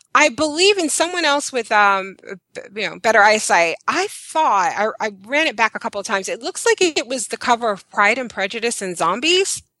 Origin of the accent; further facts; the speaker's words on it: New York City, New York, United States; I'm from Brooklyn, New York.